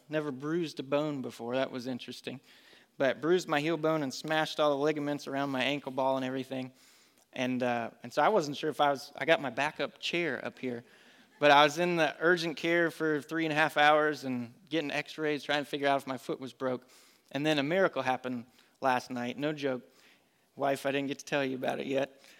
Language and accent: English; Colorado, United States; moved away as an adult; also born or lived in North Carolina; now in Concord, United States; I grew up with it in Colorado. My dad would take me to Colorado National Speedway